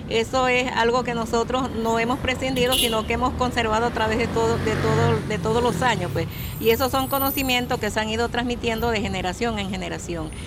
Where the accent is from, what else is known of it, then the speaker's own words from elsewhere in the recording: San Carlos de Río Negro, Amazonas, Venezuela; first language Baré; Spanish is a second language; Bienvenida, amiga Valentina, al estado Amazonas en mi idioma Baré. Soy de San Carlos de Río Negro